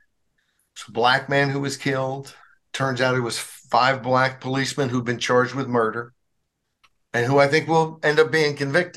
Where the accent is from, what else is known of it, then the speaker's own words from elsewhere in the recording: Arkansas, United States; in Arkansas, my home state where I grew up